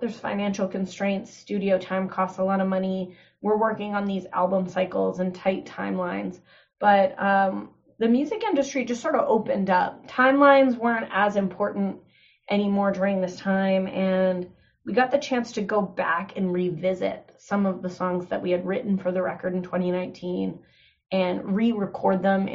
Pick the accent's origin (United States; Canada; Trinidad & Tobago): Canada; Kenora, Ontario; also born or lived in Toronto, Canada; now in Peterborough, Canada; I chose to spend the first 6 months in my hometown of Kenora living with my mom